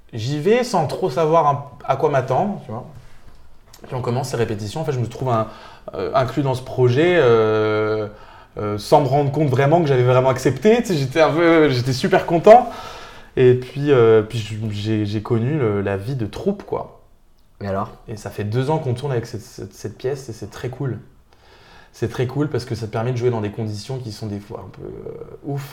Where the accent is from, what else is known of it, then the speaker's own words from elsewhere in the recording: Nancy, Grand Est, France; je suis de Nancy. Je suis né euh, à Nancy.